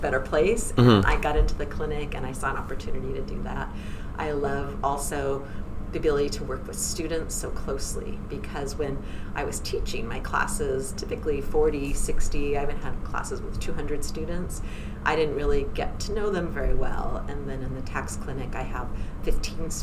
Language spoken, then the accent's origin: English; Central Coast of California, United States; moved away as an adult; also born or lived in Washington, D.C.; I'm originally from the Central Coast of California